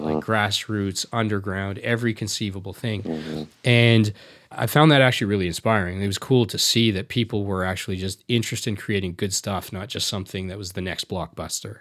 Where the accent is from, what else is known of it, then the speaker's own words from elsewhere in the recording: Canada; as a South Asian, I was born in Canada, but my parents are from India.